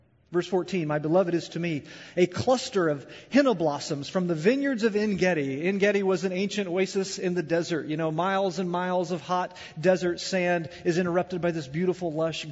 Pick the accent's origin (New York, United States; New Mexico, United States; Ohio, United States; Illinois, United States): Illinois, United States; Southern; I'm from the Midwest. I'm from Illinois. I'm from Southern Illinois